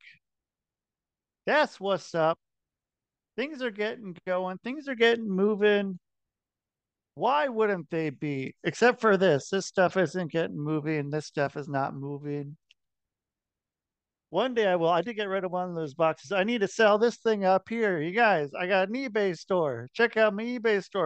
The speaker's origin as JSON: {"language": "English", "town": "Portland", "region": "Oregon", "country": "United States", "said": "I'm from Portland"}